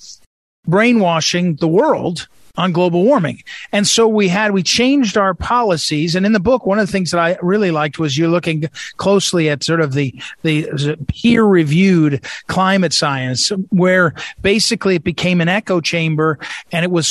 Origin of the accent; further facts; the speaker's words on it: Missouri, United States; I come from Missouri